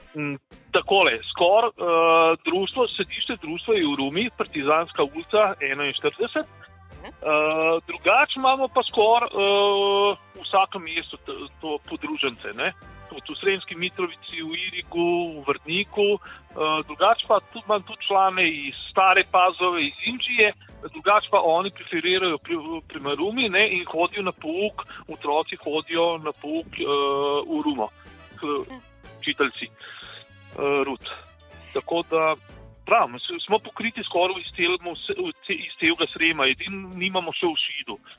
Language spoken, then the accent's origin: Slovenian; Ljubljana, Slovenia; now in Serbia; sem jaz Ljubljančan